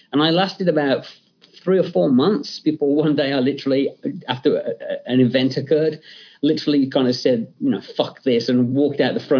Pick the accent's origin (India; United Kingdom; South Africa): United Kingdom; England; growing up in England, um, you know, my my uh, parents' way of kind of keeping me in line was, you know, do I get to watch the Hammer horror film on a Friday night?